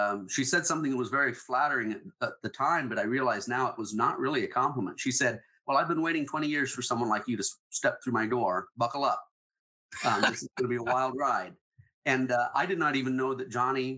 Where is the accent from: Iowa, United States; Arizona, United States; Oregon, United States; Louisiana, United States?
Oregon, United States; John Day; my hometown of John Day, Oregon